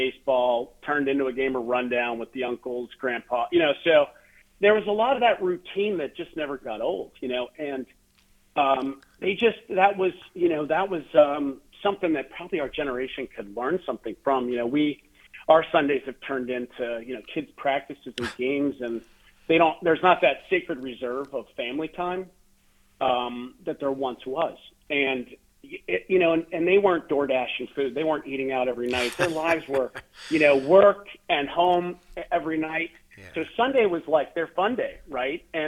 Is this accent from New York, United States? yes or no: no; Johnstown, Pennsylvania, United States; moved away as an adult; now in Pittsburgh, United States; I grew up in Johnstown, Pennsylvania, you know, not far from our great city of Pittsburgh here